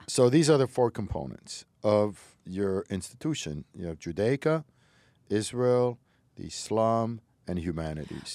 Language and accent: English; Montreal, Quebec, Canada; English is a second language; I grew up in Montreal. I was a little kid, didn't know a word of English. I was eight years old